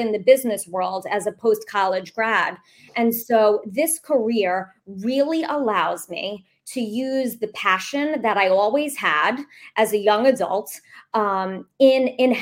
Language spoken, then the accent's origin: English; New York, United States; the state, fabulous state of New York, which is my hometown